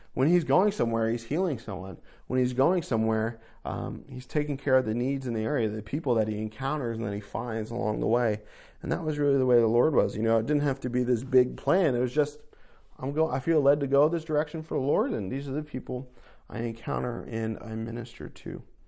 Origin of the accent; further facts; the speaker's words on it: New Jersey, United States; moved away as an adult; also born or lived in New York; I grew up in North Jersey